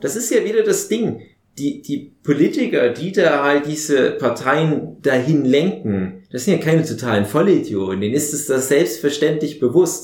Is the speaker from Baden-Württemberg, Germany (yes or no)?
no; Saxony, Germany; bei uns in Sachsen